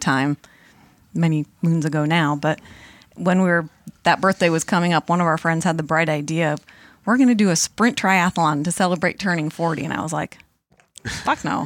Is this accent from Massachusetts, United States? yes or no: yes; Monson, Massachusetts, United States; I grew up in Munson, Mass